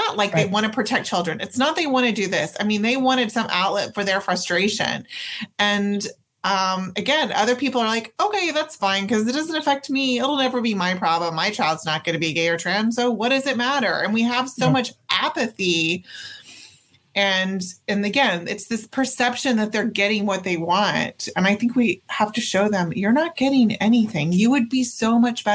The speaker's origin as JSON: {"language": "English", "region": "Oklahoma", "country": "United States", "tie": "born or raised there", "said": "I was born and raised in Oklahoma"}